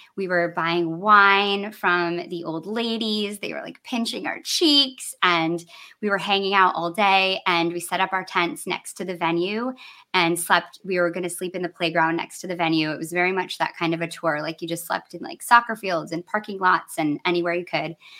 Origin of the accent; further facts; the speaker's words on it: Michigan, United States; I grew up in Michigan